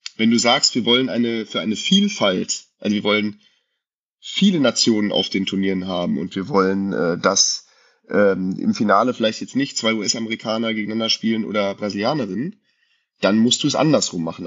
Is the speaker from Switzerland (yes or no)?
no; Frankenberg, Germany; bei uns in Frankenberg